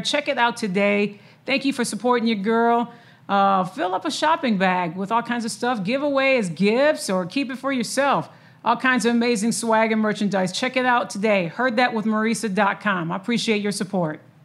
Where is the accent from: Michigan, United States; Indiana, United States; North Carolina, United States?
Michigan, United States; now in Texas, United States; I'm originally from Michigan